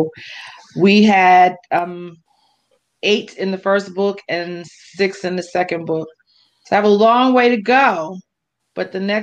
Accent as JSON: {"language": "English", "town": "Philadelphia", "region": "Pennsylvania", "country": "United States", "moved": "yes", "lives_now": "Atlanta, United States", "said": "I'm originally from Philly."}